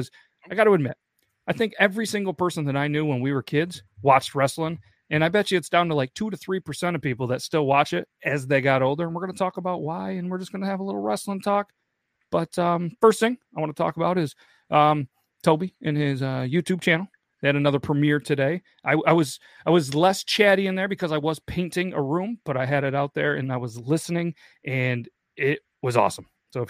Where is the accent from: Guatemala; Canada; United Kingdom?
Canada; You know, we're Canadian, so it's, you know, bourbon maple bio.